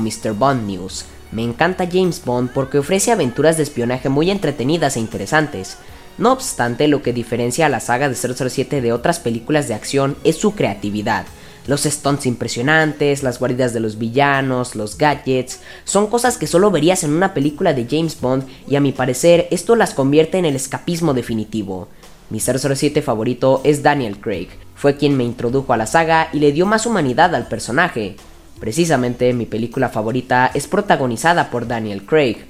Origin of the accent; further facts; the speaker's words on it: Mexico; soy mexicano